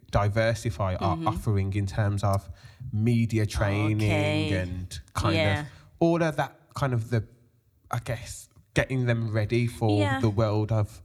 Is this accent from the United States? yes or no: no; Birmingham, West Midlands, United Kingdom; I'm from the inner city.